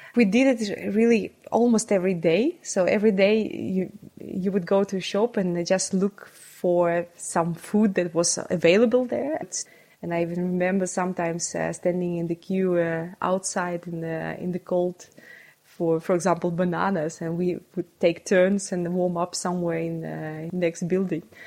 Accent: Saint Petersburg, Russia; English is a second language; I was uh, born and uh, brought up in St. Petersburg

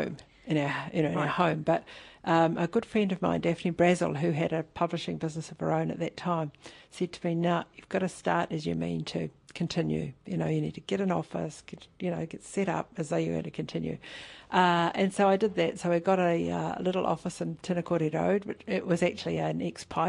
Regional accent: Rotorua, Bay of Plenty, New Zealand; moved away; also born or lived in Rāwene, Hokianga / Wellington; I grew up there in Horohoro. I went to school in Rotorua

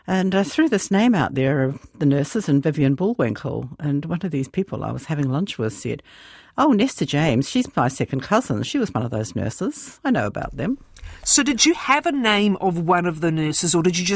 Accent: Te Awamutu, Waikato, New Zealand; moved away as an adult; also born or lived in Christchurch; now in Australia; Te Awamutu.

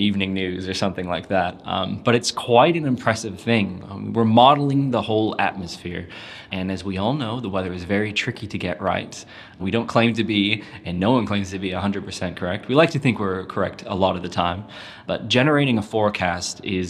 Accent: California, United States; now in New Zealand; I grew up in California

